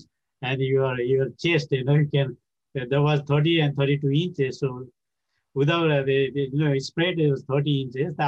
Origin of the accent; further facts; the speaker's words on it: Pokhara, Gandaki Province, Nepal; English is a second language; moved away as an adult; West Nepal, like Pokhara, my hometown